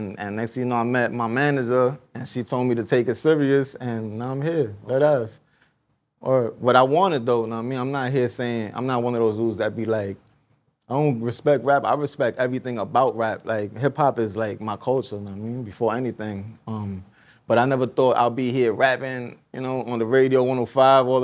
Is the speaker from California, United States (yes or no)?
no; New York City, New York, United States; I'm from the Bronx, but I'm from the block that it happened